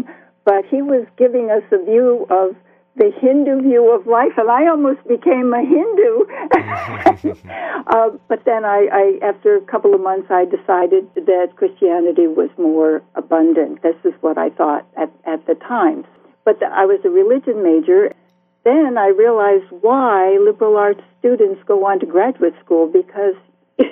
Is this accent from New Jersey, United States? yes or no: yes; Bloomfield, New Jersey, United States; moved away as an adult; also born or lived in Iowa City, Iowa / Crow Creek Reservation, South Dakota / South Carolina / Samoa; I grew up in Bloomfield, New Jersey in the 40s and 50s.